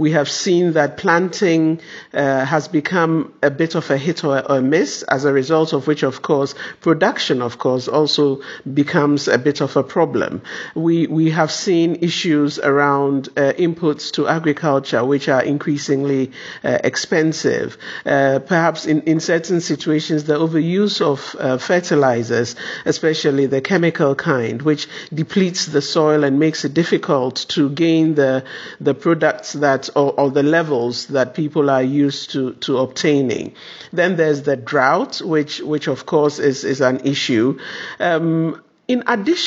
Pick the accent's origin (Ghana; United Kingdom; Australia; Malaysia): Ghana; in my country, I come from Ghana